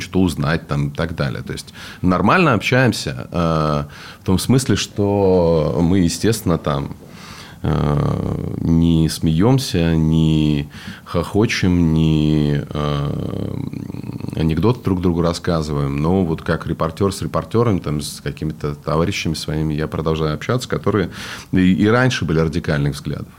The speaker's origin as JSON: {"language": "Russian", "town": "Vladivostok", "region": "Primorsky Krai", "country": "Russia", "also_born_or_lived": "United States", "moved": "yes", "said": "я же из Владивостока"}